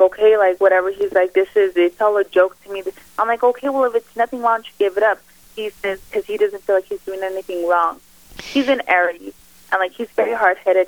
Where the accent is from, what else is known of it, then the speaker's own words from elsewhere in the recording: El Paso, Texas, United States; I'm from El Paso, Texas. So you know, I was brought up in a real close knit family